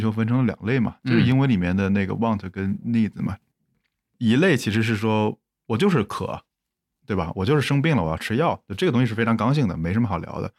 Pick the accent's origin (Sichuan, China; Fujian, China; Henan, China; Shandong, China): Henan, China; Zhengzhou; moved away; 回到我老家郑州